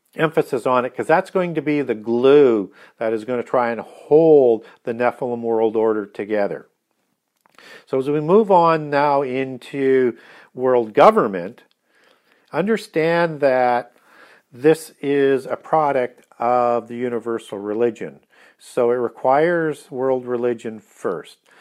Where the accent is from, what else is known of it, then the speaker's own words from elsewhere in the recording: Canada; being a Canadian